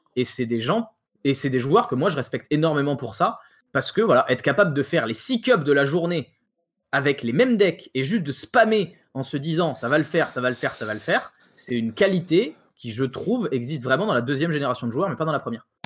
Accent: France; on est français

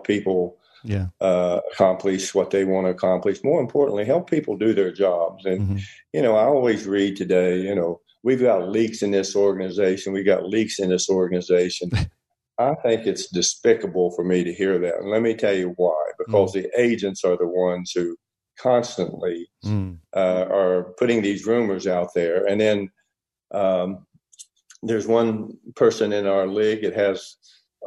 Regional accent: West Virginia, United States; now in Los Angeles, United States; West Virginia, my home state

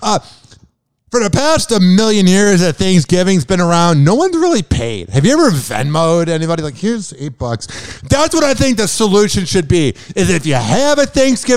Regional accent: Chicago, Illinois, United States; I'm from Chicago

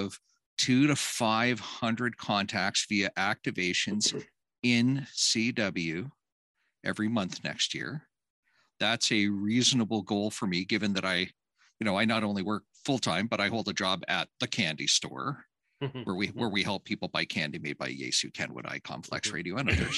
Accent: Canada; I'm just Canadian

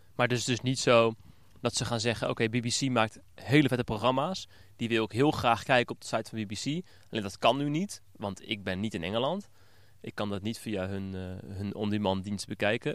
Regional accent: Netherlands; ons Nederlanders

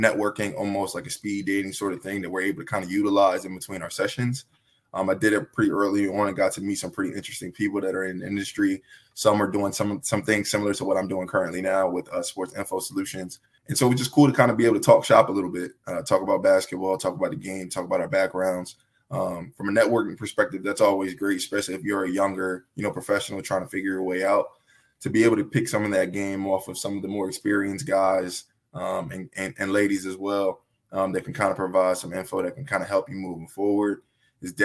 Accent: Willow Grove, Pennsylvania, United States; I'm from Willow Grove, Pennsylvania, right outside of Philadelphia

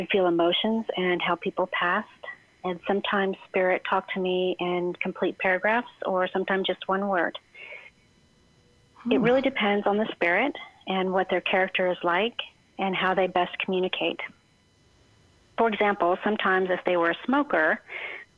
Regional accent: California, United States; I grew up in California

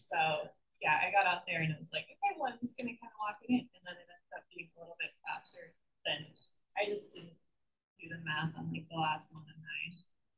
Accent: Colorado, United States; I just like Colorado. I'm from Colorado originally, so any chance I get to go back

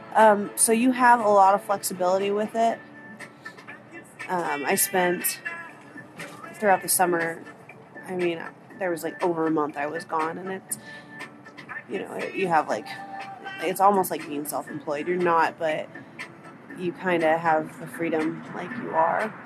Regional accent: Arizona, United States; moved away as an adult; also born or lived in North Carolina / Salt Lake City, Utah; I'm from Arizona.

